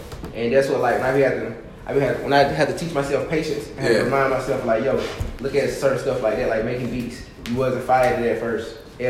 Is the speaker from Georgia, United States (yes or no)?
yes; Covington, Georgia, United States; But I'm from Covington, Georgia. Proudly from Covington, Georgia.